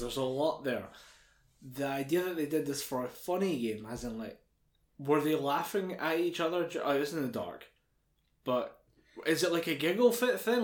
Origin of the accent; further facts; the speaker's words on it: United Kingdom; we're British